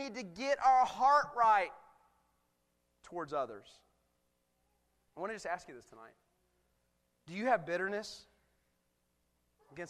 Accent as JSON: {"language": "English", "country": "United States", "said": "I'm a proud American. You cut me, I bleed red, white, and blue. Man, I'm American to the bone."}